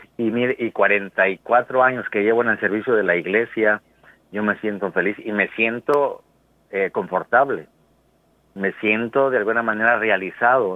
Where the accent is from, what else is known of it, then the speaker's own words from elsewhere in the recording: Mexico; moved away as an adult; also born or lived in United States; como todo mexicano decía, bueno, yo voy por seis meses y me regreso